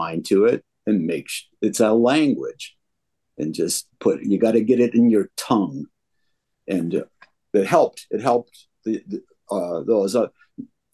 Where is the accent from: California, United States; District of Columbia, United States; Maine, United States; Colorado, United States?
Maine, United States; Portland; now in Toledo, United States; I'm originally from Portland, Maine area